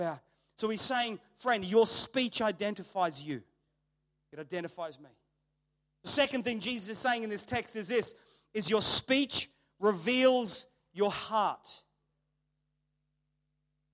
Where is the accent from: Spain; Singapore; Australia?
Australia; people knew I grew up in Australia